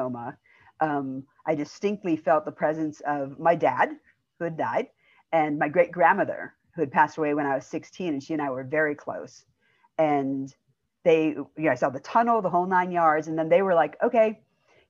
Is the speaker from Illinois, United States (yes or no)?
yes; outside of Chicago, Illinois, United States; also born or lived in Indiana; I was born in Indiana, but I grew up in Illinois outside of Chicago